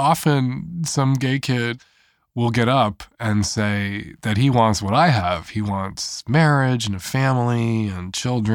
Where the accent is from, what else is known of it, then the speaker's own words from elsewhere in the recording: Chicago, Illinois, United States; I am an Irish Catholic, middle-aged gay dude from the north side of Chicago